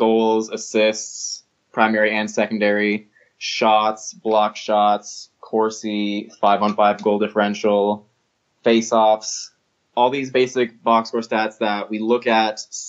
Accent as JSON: {"language": "English", "town": "Toronto", "region": "Ontario", "country": "Canada", "said": "I'm from Toronto"}